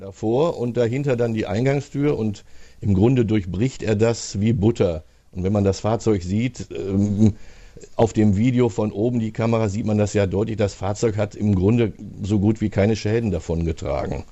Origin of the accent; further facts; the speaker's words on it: Hagen, North Rhine-Westphalia, Germany; aus meiner Heimatstadt